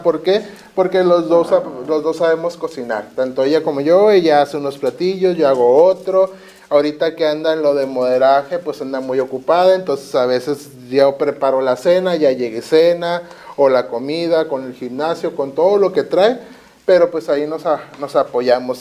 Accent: Tijuana, Baja California, Mexico; Yo soy nacido aquí de Tijuana

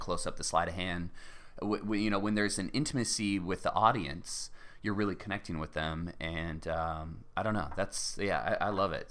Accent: Cardiff by the Sea, California, United States; also born or lived in La Jolla; I was born in La Jolla, and I grew up in Cardiff by the Sea

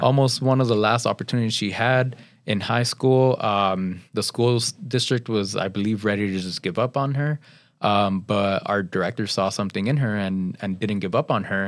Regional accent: Pasadena, California, United States; I grew up in Pasadena

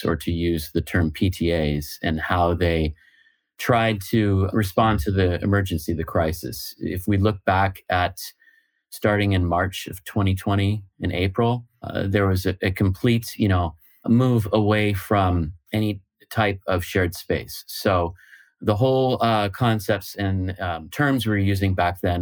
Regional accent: United States; moved away as an adult; now in Lisbon, Portugal; I'm an American based in Lisbon, Portugal

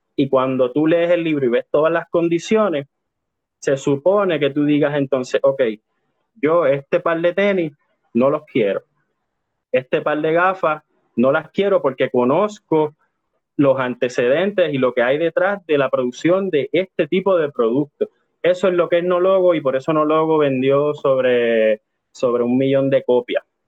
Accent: Puerto Rico; nosotros como sujetos puertorriqueños

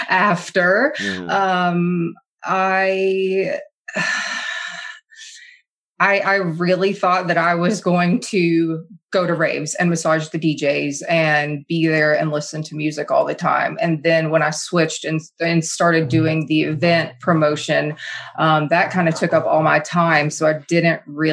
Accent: Kentucky, United States; moved away as an adult; also born or lived in South Florida / Phoenix, Arizona; I'm originally from Kentucky

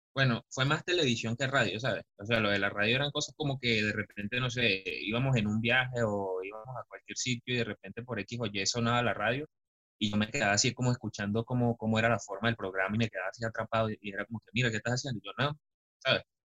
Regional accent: Caracas, Capital District, Venezuela; yo soy de Caracas, de un bello pueblito que no aparece en el mapa

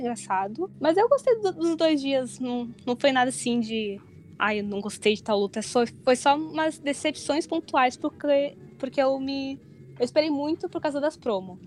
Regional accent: Porto Alegre, Rio Grande do Sul, Brazil; moved away as an adult; now in Tokyo, Japan; eu tenho 27 anos, eu sou de Porto Alegre

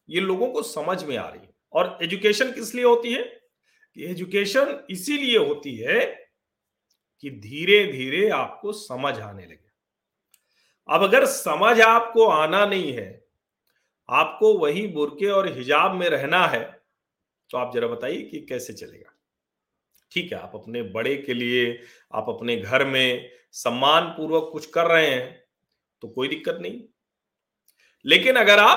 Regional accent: Uttar Pradesh, India; जो अवध से वहां भी घूंघट होता है

